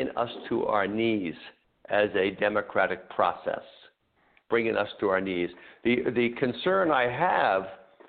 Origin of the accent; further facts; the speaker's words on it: United States; we as American people